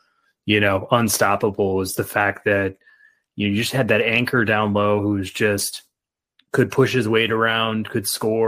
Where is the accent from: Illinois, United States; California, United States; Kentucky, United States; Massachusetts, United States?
Illinois, United States; Chicago; So I was from Chicago.